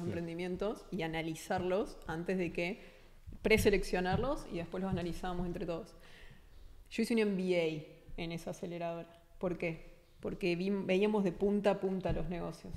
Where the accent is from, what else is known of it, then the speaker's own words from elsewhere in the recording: Argentina; Yo soy argentina, paso mucho tiempo en el país